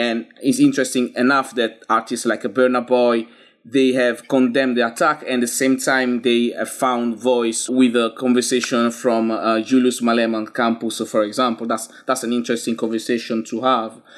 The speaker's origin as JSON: {"language": "English", "country": "Italy", "tie": "born or raised there", "moved": "as an adult", "lives_now": "London, United Kingdom", "said": "I grew up in Italy, but I'm not resident in Italy anymore. I, I've been living in London for thirteen years"}